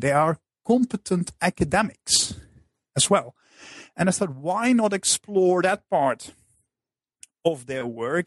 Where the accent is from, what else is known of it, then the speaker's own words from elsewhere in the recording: Netherlands; moved away as an adult; I'm originally from the Netherlands